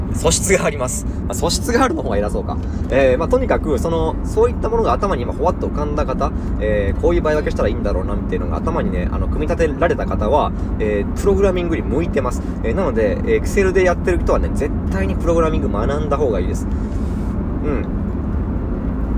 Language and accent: Japanese; Imabari, Ehime, Japan; 私の地元、今治市、愛媛県今治市